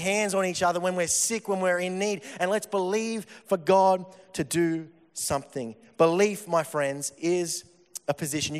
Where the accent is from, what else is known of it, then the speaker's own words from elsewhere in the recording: Victoria, Australia; I'm from Victoria